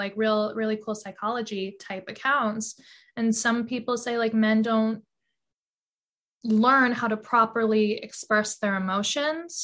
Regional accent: New York City, New York, United States; I grew up on the Upper East Side of Manhattan

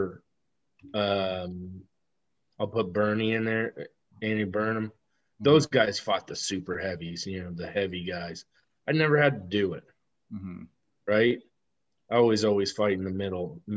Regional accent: Amherstburg, Ontario, Canada; moved away as an adult; I'm from Amherstburg.

